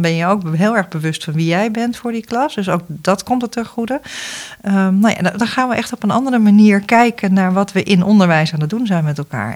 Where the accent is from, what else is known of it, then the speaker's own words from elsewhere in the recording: Netherlands; wij als Nederlanders